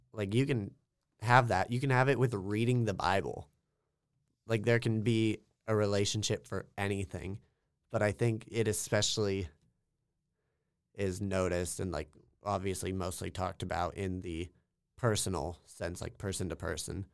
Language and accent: English; small town Kansas, United States; I'm from small town Kansas, talking like hundred people in my hometown small